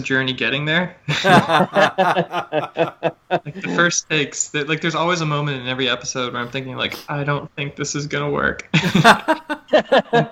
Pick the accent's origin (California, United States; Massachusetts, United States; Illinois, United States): California, United States; moved away as an adult; I'm from California